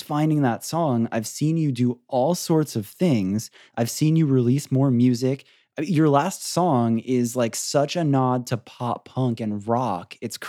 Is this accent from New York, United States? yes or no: no; Florida, United States; now in California, United States; I grew up in Florida and I was always just like up until I moved to California, I was in Florida